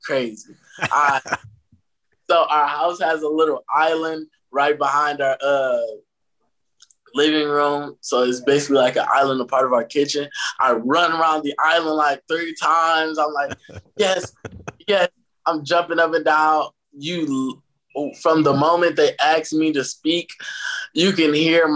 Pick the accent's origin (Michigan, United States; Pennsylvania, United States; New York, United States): Michigan, United States; Detroit; I'm from Detroit, Michigan. I attend a Jesuit school in Detroit called Loyola High School.